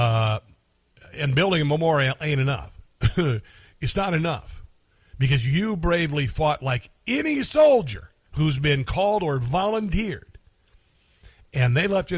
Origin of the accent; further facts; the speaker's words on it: Omaha, Nebraska, United States; moved away; I grew up in Omaha, Nebraska, just outside of Omaha, Nebraska